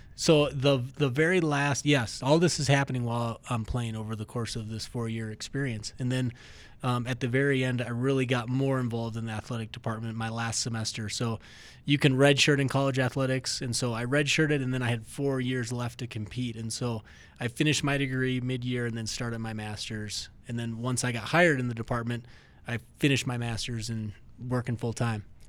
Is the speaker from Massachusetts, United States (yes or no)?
no; Minnesota, United States; now in Colorado, United States; I grew up in Minnesota